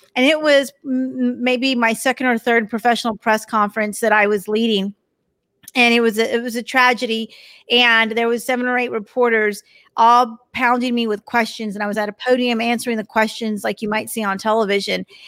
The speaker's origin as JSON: {"language": "English", "region": "Texas", "country": "United States", "said": "I'm from Texas, so you might hear it every once in a while when I say y'all"}